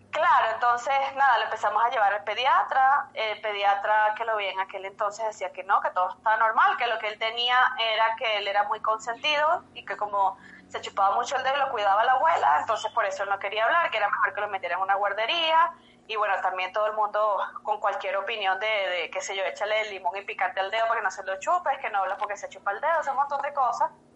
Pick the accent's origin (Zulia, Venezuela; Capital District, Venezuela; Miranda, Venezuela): Capital District, Venezuela; Caracas; moved away as an adult; now in Quito, Ecuador; soy venezolana, yo soy de Caracas